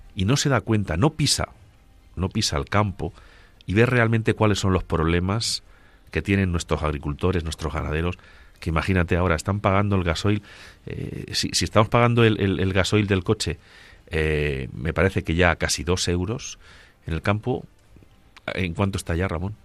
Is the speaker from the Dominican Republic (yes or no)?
no; Agudo, Castilla-La Mancha, Spain; yo que nací en, en Ciudad Real, en Agudo, vivo y siento mi pueblo